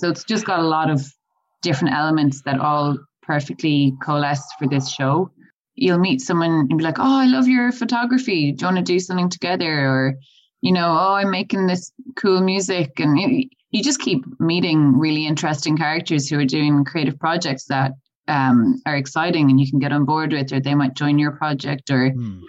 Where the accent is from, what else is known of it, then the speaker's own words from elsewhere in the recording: Galway, Connacht, Ireland; I'm originally from Galway